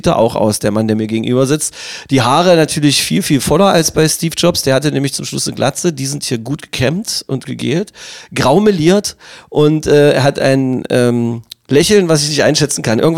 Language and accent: German; Magdeburg, Saxony-Anhalt, Germany; weil ich es einfach als Magdeburger Junge findet man das, und also als Magdeburger Kind wahrscheinlich sowieso, egal ob Mädchen oder Junge